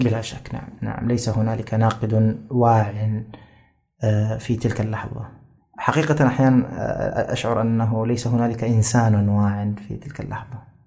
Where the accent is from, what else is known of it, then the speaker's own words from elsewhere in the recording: Jeddah, Makkah Province, Saudi Arabia; also born or lived in Riyadh; أنا من أبناء جدة يعني آه، يعني صحيح أنني ولدت في الرياض لكني لم أعش في الرياض إلا شهورا بسيطة ثم أحضرنا أبي إلى جدة ومن يومها وأنا جداوي